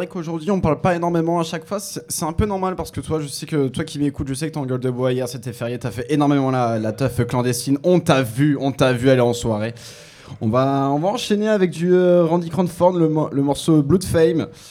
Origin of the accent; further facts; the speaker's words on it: Picardy, Hauts-de-France, France; accent: Picard; je suis picard, voilà, c'est l'accent qui revient des moments